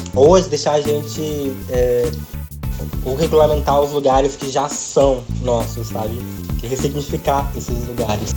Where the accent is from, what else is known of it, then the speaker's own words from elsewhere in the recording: Mato Grosso, Brazil; eu sou do Mato Grosso